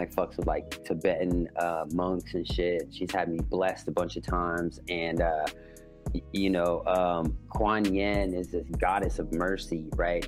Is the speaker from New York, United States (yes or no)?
no; Petaluma, California, United States; I grew up in Petaluma. It's a little hippie town